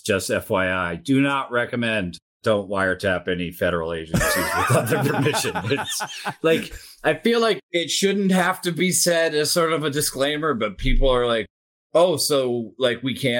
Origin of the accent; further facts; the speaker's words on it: Tokyo, Japan; born there; I was born in Tokyo. My parents were Christian missionaries, lived in a missionary community, went to a private Christian school.